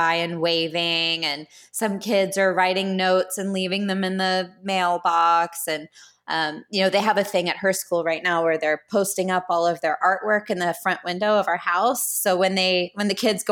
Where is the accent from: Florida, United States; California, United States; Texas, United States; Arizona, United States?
Texas, United States; Houston; When we were little growing up in Houston